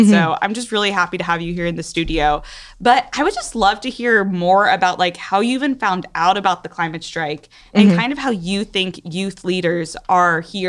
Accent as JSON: {"language": "English", "town": "Coral Gables", "region": "Florida", "country": "United States", "said": "we're only 2 years apart and we're both from Gables and we're both young people in the climate movement"}